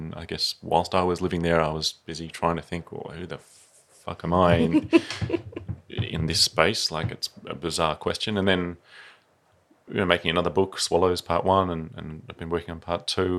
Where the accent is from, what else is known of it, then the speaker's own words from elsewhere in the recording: Melbourne, Victoria, Australia; moved away as an adult; also born or lived in Sydney; now in Tasmania, Australia; when people see my surname … they go, oh, where are you from? And I'm like, grew up in Camberwell in Melbourne. I don't really even feel Italian.